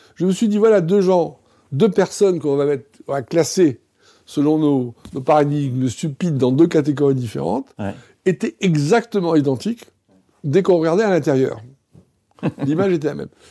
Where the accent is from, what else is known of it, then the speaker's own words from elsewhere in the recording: Tunisia; moved away; je suis né en Tunisie